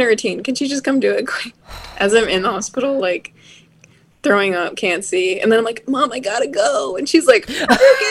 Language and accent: English; Bloomington, Minnesota, United States; I grew up in Minnesota, and I went to a high school called Bloomington Jefferson